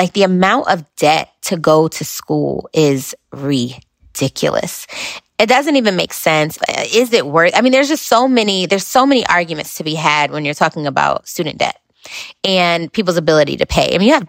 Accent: New Haven, Connecticut, United States; So I am originally from New Haven, Connecticut.

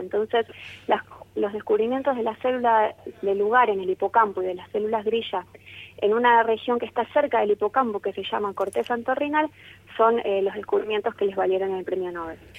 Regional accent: Argentina

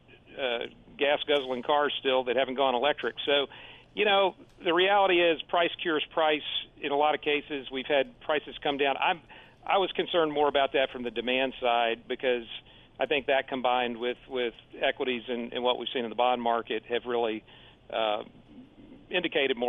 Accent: Houston, Texas, United States; now in Austin, United States; Texas, and I grew up in Houston.

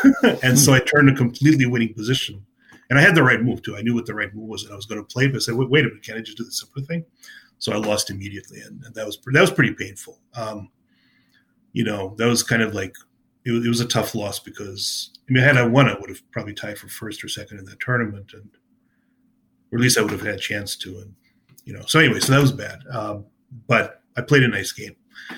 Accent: New Jersey, United States; New Jersey Open. I was a state. It was my home state.

